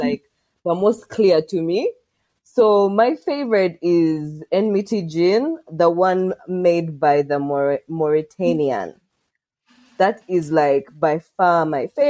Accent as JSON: {"language": "English", "area": "Kabale, Lake Bunyonyi", "region": "Western Region", "country": "Uganda", "tie": "born or raised there", "said": "It's a real place in Kawale on Lake Bunyonyi. Yay, my hometown."}